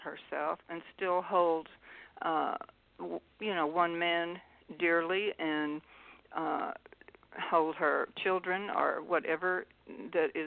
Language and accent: English; outside Memphis, Tennessee, United States; growing up outside Memphis with the Tennessee River